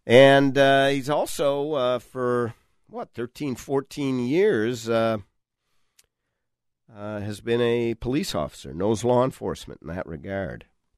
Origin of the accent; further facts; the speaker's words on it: Minnesota, United States; I am shortening it for us Minnesotans.